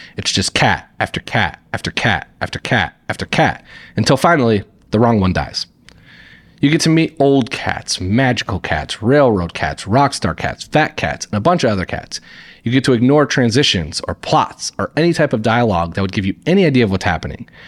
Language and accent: English; Indiana, United States; moved away as an adult; now in New York City, United States; I grew up in Indiana and lived in Indiana until two thousand sixteen when I moved to New York for a job